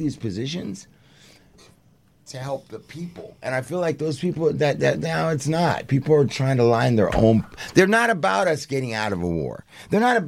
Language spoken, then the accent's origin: English; Santa Monica, California, United States; I'm from Santa Monica